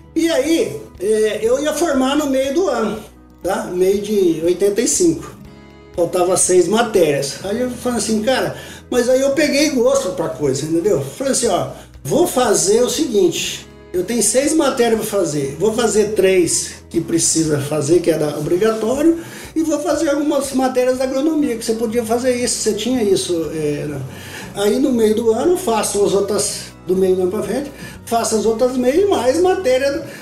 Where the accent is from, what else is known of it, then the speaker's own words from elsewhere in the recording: Fernandópolis, São Paulo, Brazil; Então eu sou nascido em Fernandópolis, estado de São Paulo